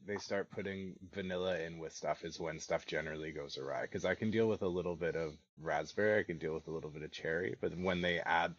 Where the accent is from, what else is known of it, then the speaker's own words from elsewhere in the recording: Canada; I'm from Canada